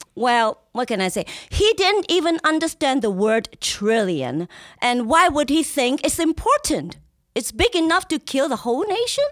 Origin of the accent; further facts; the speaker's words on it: Hong Kong; also born or lived in Los Angeles / East Coast, United States; now in United States; I was born in Hong Kong